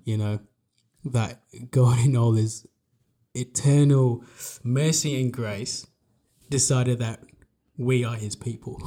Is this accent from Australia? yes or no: yes; Australia; we're from Australia